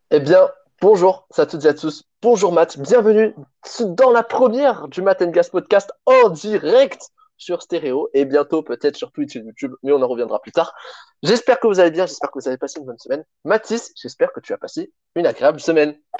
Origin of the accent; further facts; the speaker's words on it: Provence-Alpes-Côte d'Azur, France; je viens de Provence